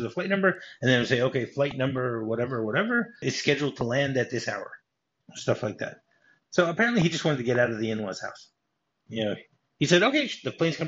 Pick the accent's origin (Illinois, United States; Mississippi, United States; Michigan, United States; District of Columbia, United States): Michigan, United States; Detroit; growing up in Detroit.